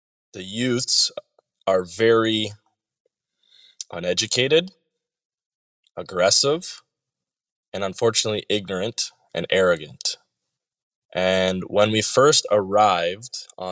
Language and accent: English; Canada; I'm coming from Canada, where I grew up privileged